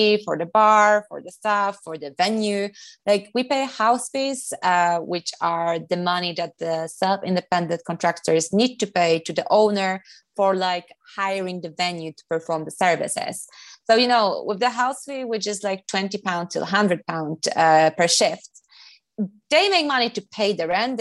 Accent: Poland; moved away as an adult; also born or lived in London; I came from Poland.

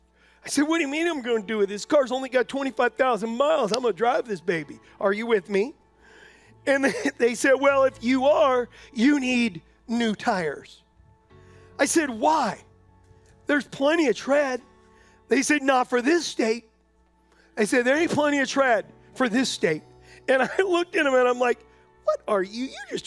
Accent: San Diego, California, United States; when we first moved here from California, we're from San Diego, and when we first moved here, I had this little white truck.

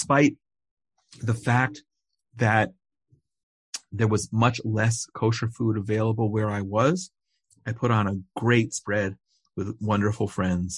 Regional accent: United States; now in Israel; I was born in America

